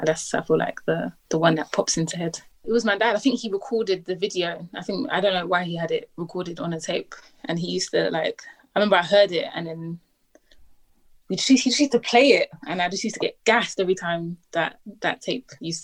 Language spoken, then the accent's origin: English; Thamesmead, London, United Kingdom; I grew up in Thamesmead.